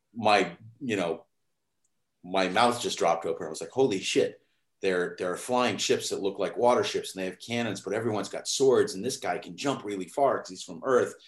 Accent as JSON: {"language": "English", "region": "New England", "country": "United States", "tie": "born or raised there", "also_born_or_lived": "Sleepy Hollow, New York", "moved": "yes", "lives_now": "New York, United States", "said": "I grew up in New England, um, even though I was born in New York."}